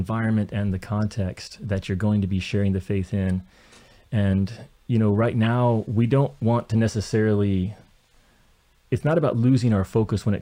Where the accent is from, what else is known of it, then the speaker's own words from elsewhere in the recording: rural Kentucky, United States; I grew up in rural Kentucky in farm country